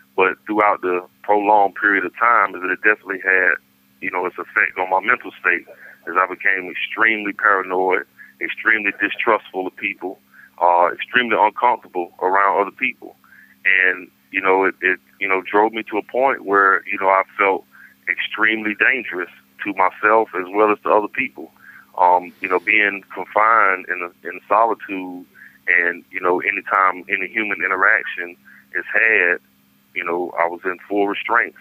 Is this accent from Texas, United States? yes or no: no; Raleigh, North Carolina, United States; I'm from Raleigh